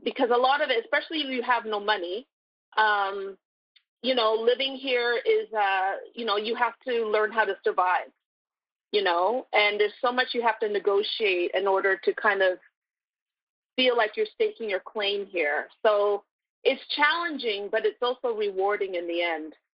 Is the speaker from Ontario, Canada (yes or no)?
yes; Toronto, Ontario, Canada; moved away as an adult; also born or lived in Brooklyn, New York; now in New York, United States; I'm originally from Toronto, Canada, so I moved here seven, almost seven years ago